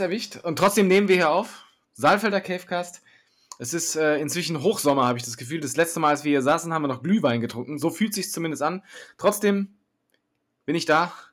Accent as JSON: {"language": "German", "region": "Hesse", "country": "Germany", "said": "Als Hesse"}